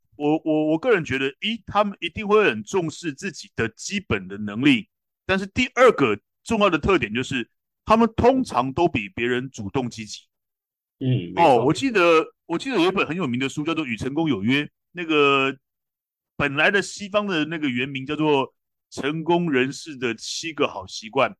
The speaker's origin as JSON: {"language": "Chinese", "country": "Taiwan", "said": "我们台湾人"}